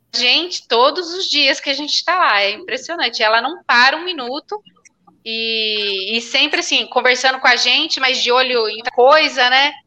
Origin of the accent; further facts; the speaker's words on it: Brazil; eu sou de Ribeirão